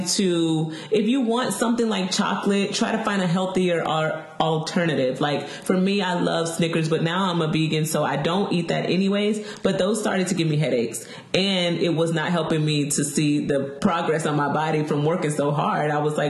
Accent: the South, United States; Oh, okay, so I am from the South. Me and Sabrina are from the South.

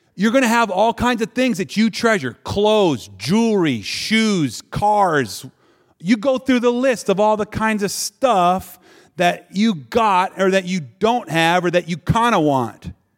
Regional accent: Wisconsin, United States; I'm from Wisconsin

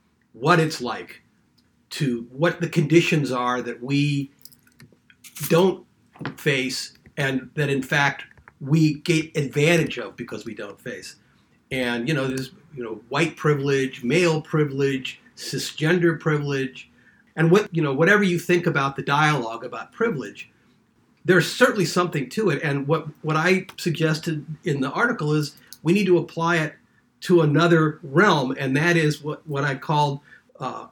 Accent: St. Louis, Missouri, United States; moved away as an adult; my hometown of St. Louis

